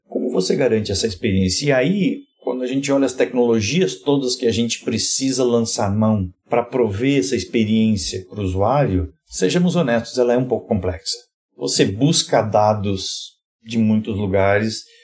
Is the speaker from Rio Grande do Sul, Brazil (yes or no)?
yes; Rio Grande do Sul, Brazil; venho, lá do, venho do Rio Grande do Sul